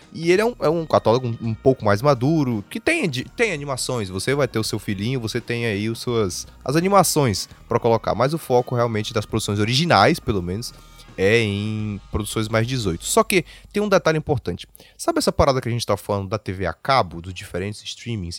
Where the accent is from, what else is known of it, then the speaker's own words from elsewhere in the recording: Fortaleza, Ceará, Brazil; nós somos de Fortaleza.